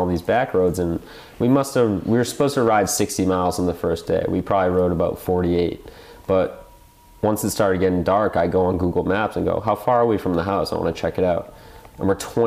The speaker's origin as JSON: {"language": "English", "town": "Marshfield", "region": "Massachusetts", "country": "United States", "said": "We're from Marshfield, Massachusetts"}